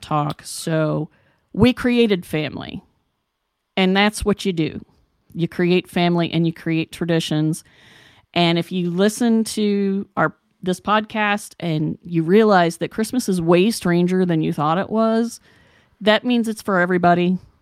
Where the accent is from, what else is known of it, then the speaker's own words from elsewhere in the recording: West Virginia, United States; I grew up in West Virginia